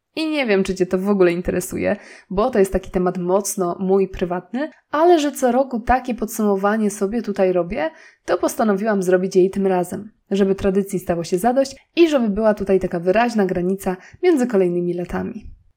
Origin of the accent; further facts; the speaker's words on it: Nowy Sącz, Lesser Poland, Poland; moved away as an adult; also born or lived in Warsaw; zamieszkaliśmy w mojej rodzinnej miejscowości, czyli w Nowym Sączu